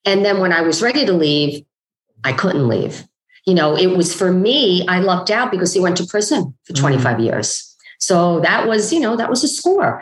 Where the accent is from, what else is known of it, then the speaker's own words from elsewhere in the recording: New York City, New York, United States; a young woman growing up in Bensonhurst, Brooklyn